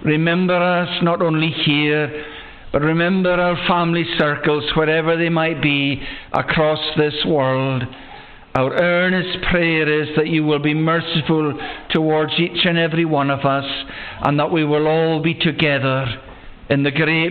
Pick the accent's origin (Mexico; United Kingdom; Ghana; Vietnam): United Kingdom; Loch Broom, West Coast of Scotland; I was born and bred in the West Coast on the farm that's at the head of the loch we know of as Loch Broom